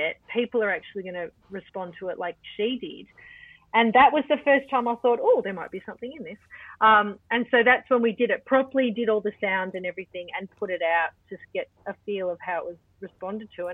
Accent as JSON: {"language": "English", "town": "Melbourne", "region": "Victoria", "country": "Australia", "tie": "born or raised there", "said": "I grew up in Altona North in a time when the arts weren't particularly respected"}